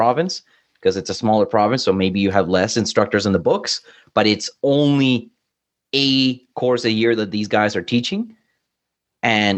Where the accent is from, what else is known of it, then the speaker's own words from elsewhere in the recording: Colombia; now in Canada; I'm from Colombia